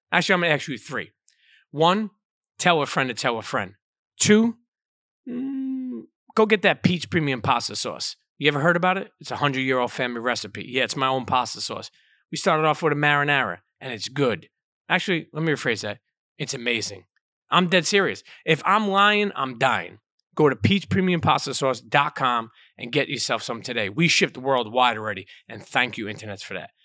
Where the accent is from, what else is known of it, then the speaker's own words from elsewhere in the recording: New York City, New York, United States; I grew up in Coney Island